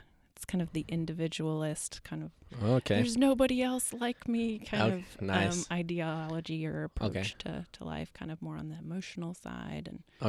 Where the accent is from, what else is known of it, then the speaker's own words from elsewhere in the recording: Dallas, Texas, United States; now in Asheville, United States; As of now, I have no plans to leave, so you know, honestly, when I came here coming from Dallas, I kind of hated it when I first got